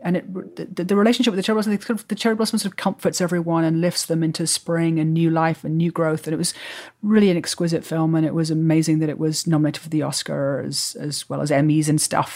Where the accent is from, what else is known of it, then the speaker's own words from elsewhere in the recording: England, United Kingdom; moved away as an adult; also born or lived in New York; now in California, United States; I grew up in England